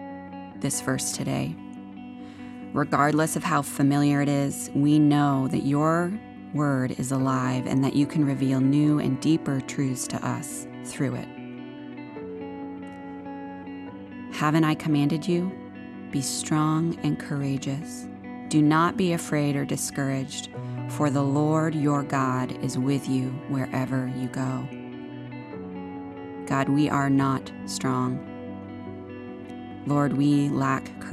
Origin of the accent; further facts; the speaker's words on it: Maine, United States; I am from Maine. I am born, raised, and educated in the Northeast